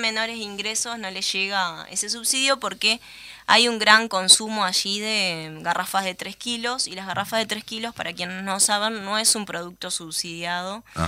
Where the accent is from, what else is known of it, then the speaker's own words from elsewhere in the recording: Uruguay; nosotros, como uruguayos